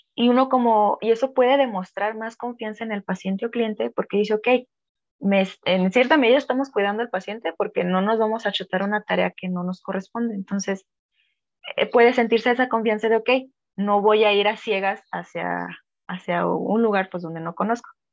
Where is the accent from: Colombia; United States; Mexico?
Mexico; como mexicanos